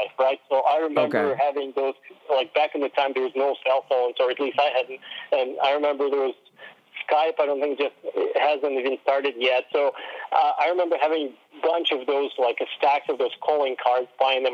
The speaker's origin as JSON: {"language": "English", "country": "Russia", "moved": "yes", "said": "I was from Russia"}